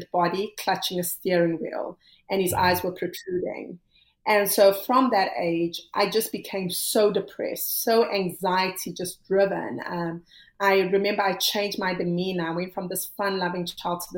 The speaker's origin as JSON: {"language": "English", "country": "South Africa", "said": "I come from South Africa, which at the time was, you know, very racially divided"}